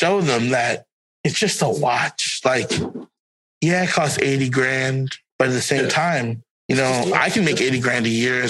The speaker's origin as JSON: {"language": "English", "region": "Florida", "country": "United States", "said": "And I'm like, I'm from Broward County."}